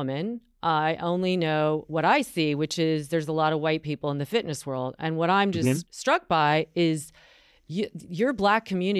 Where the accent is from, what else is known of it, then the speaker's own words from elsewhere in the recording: North Carolina, United States; I'm from North Carolina and the South.